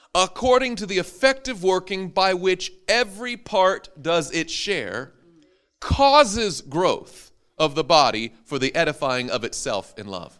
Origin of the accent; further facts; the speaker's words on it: Madison, Tennessee, United States; my hometown of Madison, Tennessee